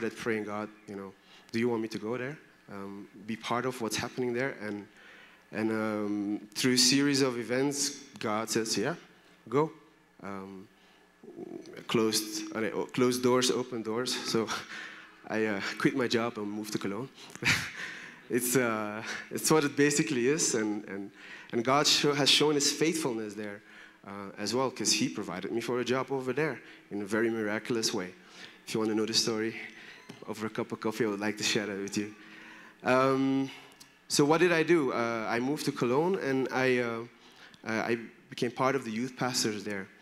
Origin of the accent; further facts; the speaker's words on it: Belgium; moved away; also born or lived in Brussels; I'm from Belgium.